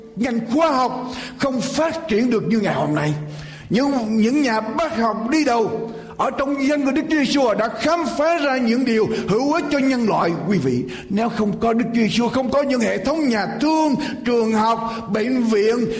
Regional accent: Vietnam

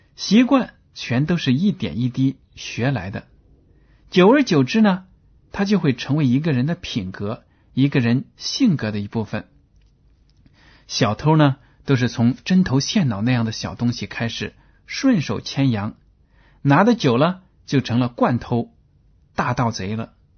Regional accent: China; 我们中国人大多数呢，都习惯用筷子吃饭

